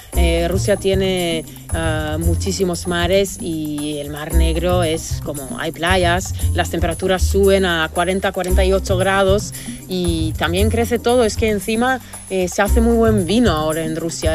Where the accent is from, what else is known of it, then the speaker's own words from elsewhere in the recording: Argentina; Yo soy argentina